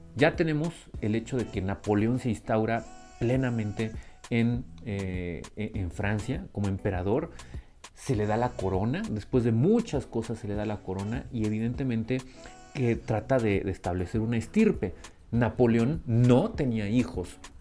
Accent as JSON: {"language": "Spanish", "country": "Mexico", "said": "como pueblo mexicano"}